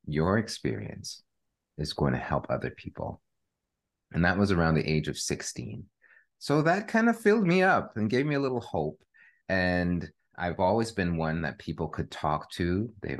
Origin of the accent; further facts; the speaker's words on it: Canada; I am a Canadian born to Jamaican parents